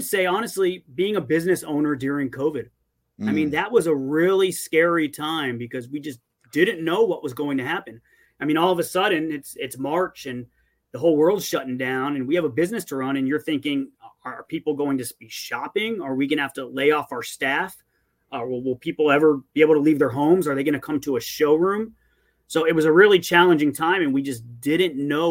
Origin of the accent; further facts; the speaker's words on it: Davie, Florida, United States; also born or lived in Dade County, Florida; I went to Cooper City High School. I've lived in Davie, Cooper City area since kindergarten. And before that, I lived in Dade County.